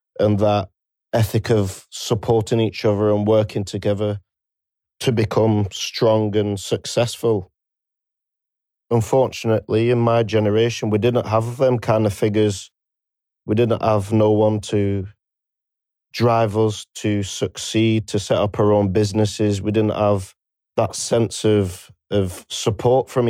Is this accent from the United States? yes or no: no; Preston, North West England, United Kingdom; I'm from Preston, Lancashire